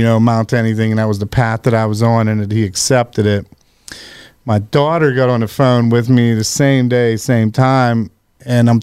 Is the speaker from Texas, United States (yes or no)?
no; Washington County, Pennsylvania, United States; I grew up in Washington County. Down and went to Chartiers Houston High School.